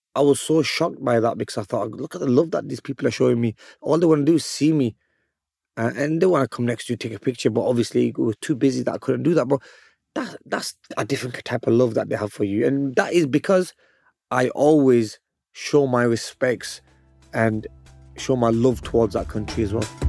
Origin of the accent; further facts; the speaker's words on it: Bolton, North West England, United Kingdom; I'm from Bolton, England.